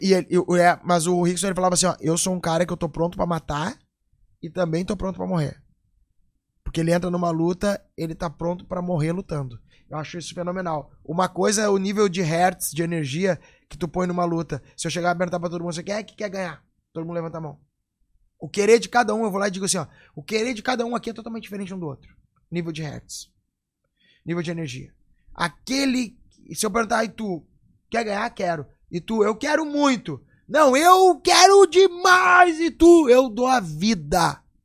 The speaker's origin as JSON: {"language": "Portuguese", "region": "Rio Grande do Sul", "country": "Brazil", "said": "eu sou gaúcho aqui, já vou dizer, ó. Moro no Rio Grande do Sul"}